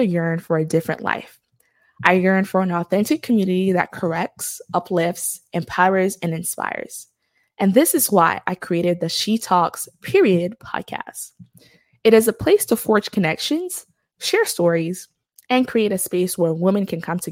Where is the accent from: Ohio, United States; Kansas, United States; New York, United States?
New York, United States; New York City; moved away as an adult; now in Birmingham, United States; Born and raised in Brooklyn, New York, to parents who migrated from Haiti in the 1980s and the 1990s, I am a first-generation American